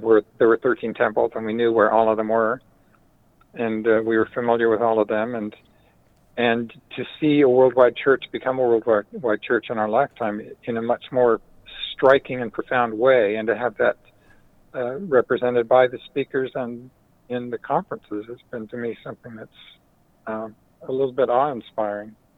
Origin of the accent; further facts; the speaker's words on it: Utah, United States; I grew up in Utah in the fifties, a baby boomer